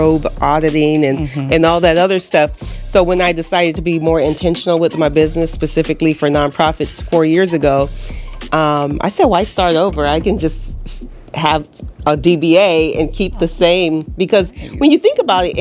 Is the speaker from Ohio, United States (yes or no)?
no; Los Angeles, California, United States; now in Southwest Florida, United States; I'm from Los Angeles